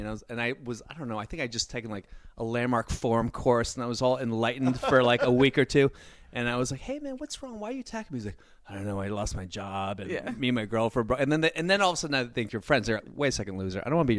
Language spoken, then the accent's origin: English; Virginia, United States; I'm from Virginia.